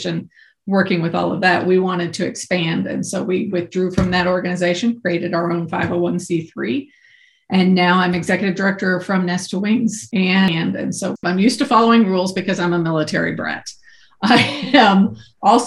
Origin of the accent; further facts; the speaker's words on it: Kansas, United States; moved away as an adult; also born or lived in Ohio; I grew up in Kansas. And I was a product of a military family.